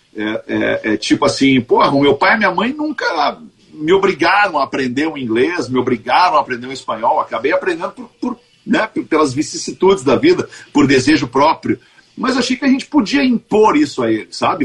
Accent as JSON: {"language": "Portuguese", "town": "Porto Alegre", "region": "Rio Grande do Sul", "country": "Brazil", "tie": "born or raised there", "said": "Eu sou porto-alegrense, eu nasci no Bonfim, moro no Bonfim"}